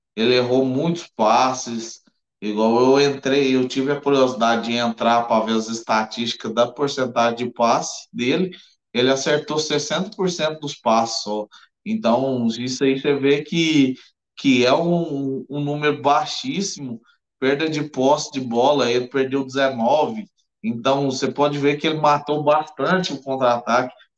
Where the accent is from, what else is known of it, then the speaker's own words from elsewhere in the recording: Goiás, Brazil; eu que sou de Goiás